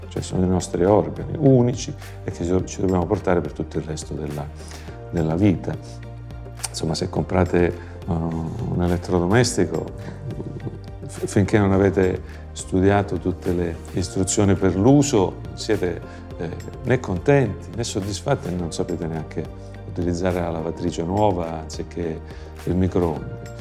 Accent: Mormanno, Calabria, Italy; now in Florence, Italy; Io sono Calabro Lucano, Eh, la dico così per far capire che vengo dal nord della Calabria

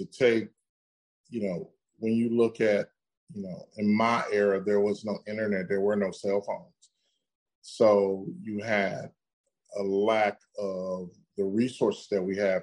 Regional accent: Midwest, United States; I grew up in the Midwest in America

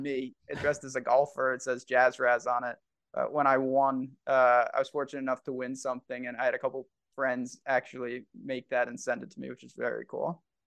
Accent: New York, United States; I'm from New York

